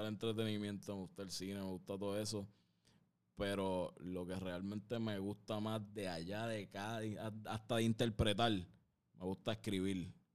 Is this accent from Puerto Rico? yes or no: yes; San Juan, Puerto Rico; yo me crié en un barrio, cabrón. donde Yo vengo de, de Santurce, aquí mismo